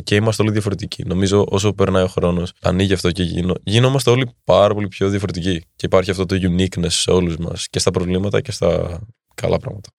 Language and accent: Greek; Athens, Attica, Greece; Είμαι από την Ελλάδα. Είμαι μισό Έλληνα, μισό Δανό. Εδώ μεγάλωσα όμω και εδώ γεννήθηκα στην Ελλάδα.